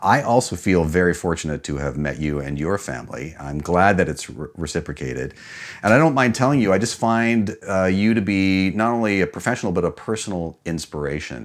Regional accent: Canada; also born or lived in New York

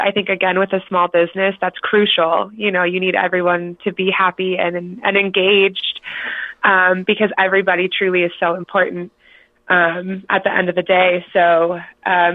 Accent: Cleveland, Ohio, United States; moved away as an adult; now in Colorado, United States; So I'm originally from Ohio, actually. I'm from Cleveland, and I moved out here almost 3 years ago now

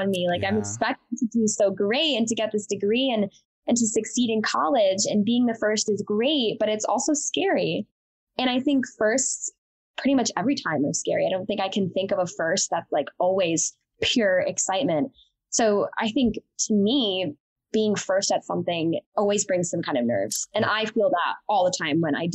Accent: Wethersfield, Connecticut, United States; Connecticut where I grew up

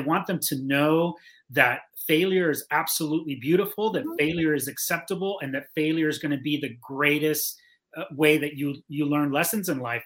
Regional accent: Miami, Florida, United States; moved away as an adult; also born or lived in Cuba; I, I, grew up in Miami. I went to school in Miami.

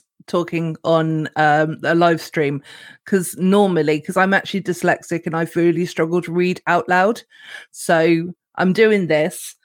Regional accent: United Kingdom; we're very British

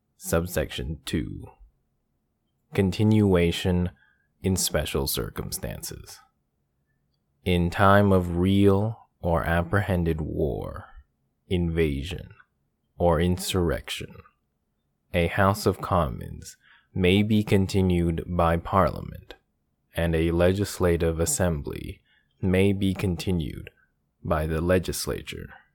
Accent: Canada; my home country, of Canada

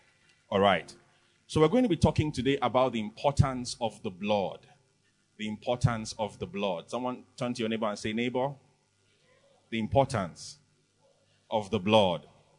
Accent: Lekki, Lagos, Nigeria; Is it because I'm from Lekki?

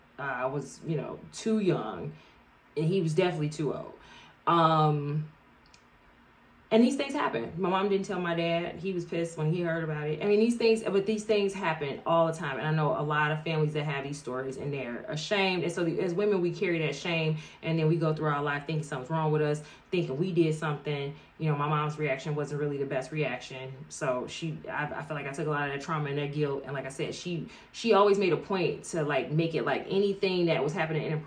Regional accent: Chicago, Illinois, United States; Bitch, so I'm from Chicago. Chicago footwork.

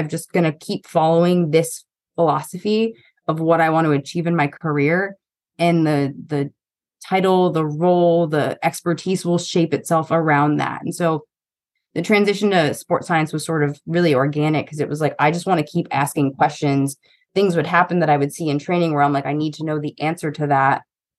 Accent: East Coast, United States; No offense to Long Island. I'm from the East Coast. I'm allowed to talk shit.

